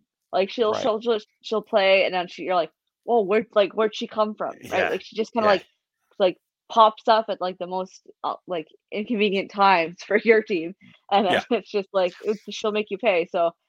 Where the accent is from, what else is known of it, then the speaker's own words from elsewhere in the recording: Canada; I'm Canadian